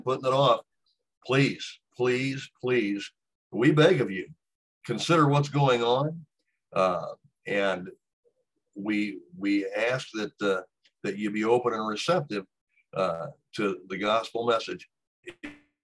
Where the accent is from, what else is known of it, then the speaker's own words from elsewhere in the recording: Texas, United States; now in Illinois, United States; what I consider to be my home state, which is Texas